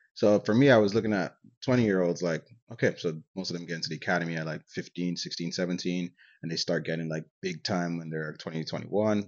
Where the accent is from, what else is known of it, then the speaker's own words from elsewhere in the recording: Nigeria; now in Canada; I grew up in Nigeria and I moved to Canada.